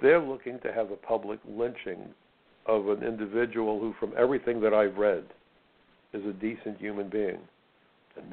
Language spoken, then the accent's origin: English; United States; I'm an American